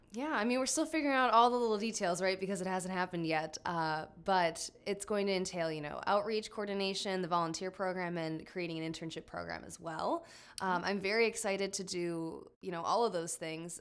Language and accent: English; Fond du Lac, Oshkosh area, Wisconsin, United States; also born or lived in Iowa City, Iowa; I'm from the Fond du Lac, Oshkosh area